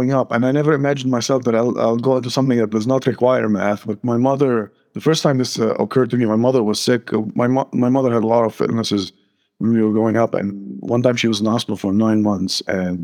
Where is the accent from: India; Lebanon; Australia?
Lebanon; moved away as an adult; also born or lived in North Carolina, United States; now in Phoenix, United States; Born and raised in Lebanon until my mid-20s when I moved to the United States